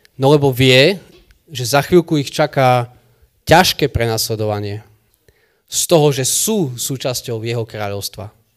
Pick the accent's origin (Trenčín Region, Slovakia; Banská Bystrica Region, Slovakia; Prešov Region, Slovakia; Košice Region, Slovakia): Košice Region, Slovakia; Michalovce; u nás v Michalovciach